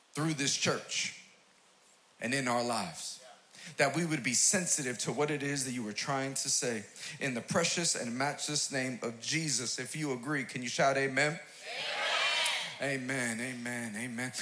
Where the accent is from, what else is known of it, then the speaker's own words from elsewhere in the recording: New York City, New York, United States; I'm from Queens, New York